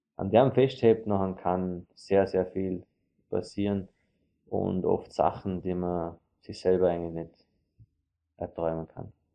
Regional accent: Vorarlberg, Austria; wir als Vorarlberger

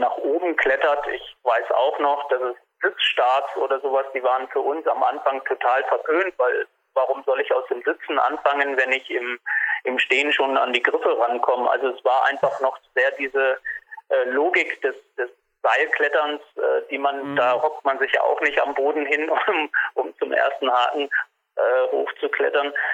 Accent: Germany; Bei uns in Deutschland

